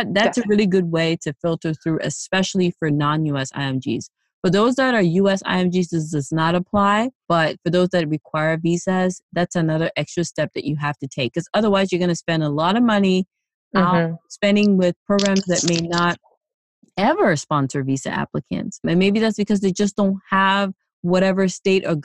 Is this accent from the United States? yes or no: no; Cameroon; a Cameroonian citizen